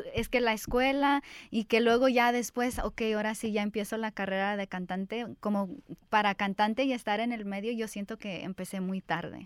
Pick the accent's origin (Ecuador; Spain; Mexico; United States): United States; Los Angeles, California; yo crecí aquí en Los Ángeles